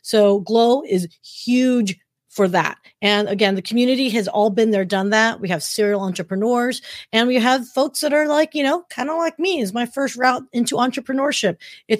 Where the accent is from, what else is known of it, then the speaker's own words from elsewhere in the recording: California, United States; now in Texas, United States; As a Californian